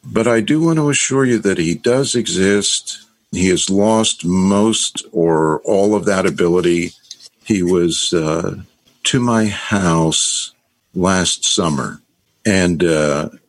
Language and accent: English; Allentown, Pennsylvania, United States; I am from Allentown, Pennsylvania.